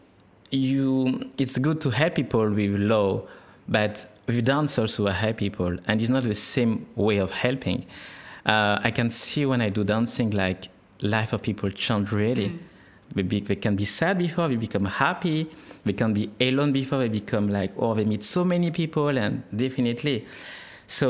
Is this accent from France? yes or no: yes; France; accent: French; first language French; English is a second language; moved away as an adult; now in Australia; I'm from France, and my mother language is French